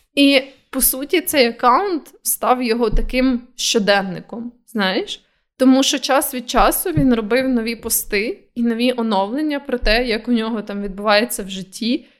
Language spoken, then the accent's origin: Ukrainian; Ukraine; в нас кокаїн не настільки популярний, як, наприклад, в Америці